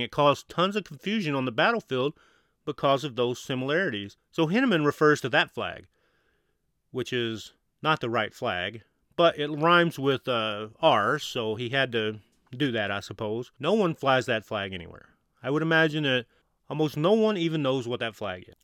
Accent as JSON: {"language": "English", "region": "Southeast Missouri", "country": "United States", "tie": "born or raised there", "also_born_or_lived": "Mississippi", "said": "I grew up in Southeast Missouri"}